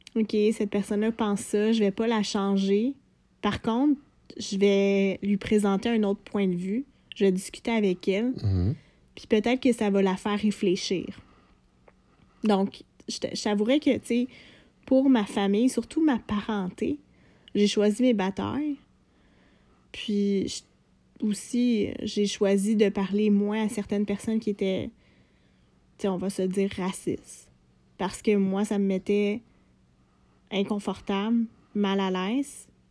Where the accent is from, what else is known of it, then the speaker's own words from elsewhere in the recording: Lanaudière, Quebec, Canada; j'ai grandi en région, euh, je viens de Lanaudière